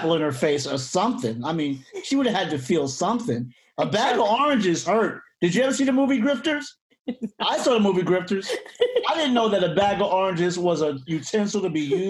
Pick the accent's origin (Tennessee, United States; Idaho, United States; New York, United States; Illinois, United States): New York, United States; New York City; I grew up in Hollis, Queens